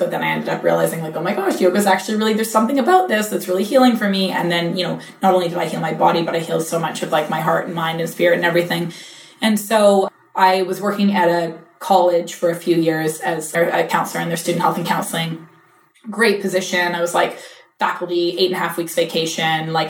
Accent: British Columbia, Canada; first language English; moved away as an adult; now in New York, United States; I'm like born and raised in small town British Columbia

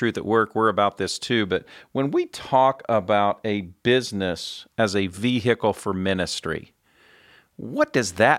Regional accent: central Indiana, United States; I'm a Midwest boy. I grew up on a farm in central Indiana

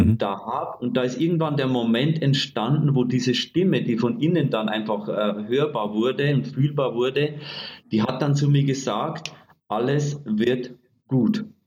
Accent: Bavaria, Germany; Ich bin aus Bayern und ich sag mal streng katholisch erzogen

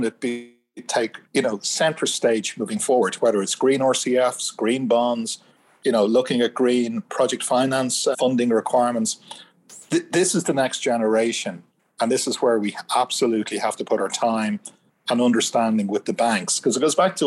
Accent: Ireland; I'm Irish.

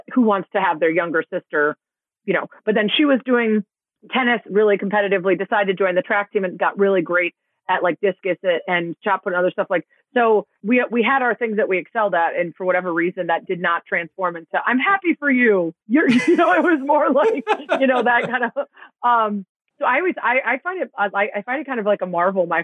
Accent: Chicago, Illinois, United States; born or raised there

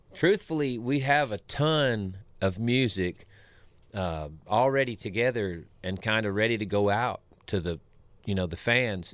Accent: Savannah, Tennessee, United States; My home where I grew up around Pickwick Lake is, is southwest of here

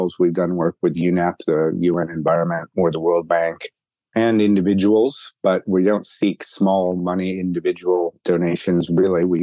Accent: Bay Area, California, United States; moved away as an adult; now in Hong Kong; I grew up in the Bay Area

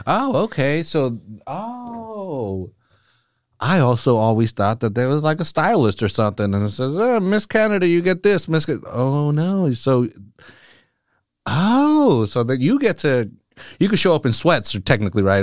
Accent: Salinas, California, United States; I'm born and raised in Salinas as well.

